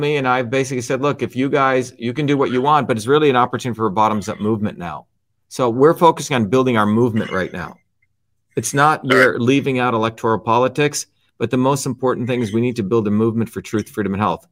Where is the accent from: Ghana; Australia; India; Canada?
India; now in United States; Suresh and I come from India